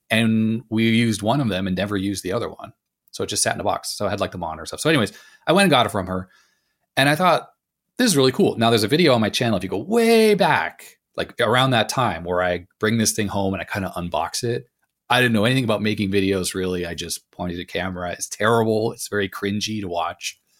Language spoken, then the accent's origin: English; Los Angeles, California, United States; also born or lived in Canada; I grew up in Los Angeles originally after I left Canada